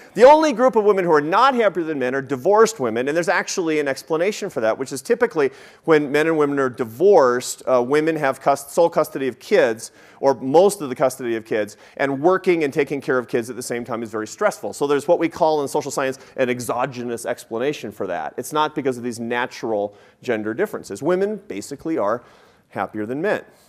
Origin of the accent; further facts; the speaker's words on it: Seattle, Washington, United States; moved away; I grew up in Seattle